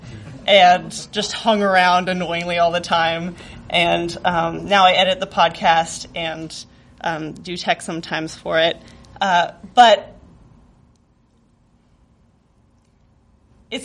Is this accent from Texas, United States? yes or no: no; rural Northern California, United States; moved away as an adult; now in Chicago, United States; I lived in very rural Northern California, very isolated from the world, it seemed